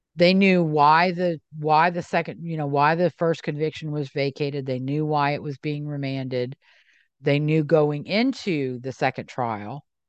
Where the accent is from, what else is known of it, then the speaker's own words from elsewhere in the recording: Southeast Louisiana, United States; I'm from Southeast Louisiana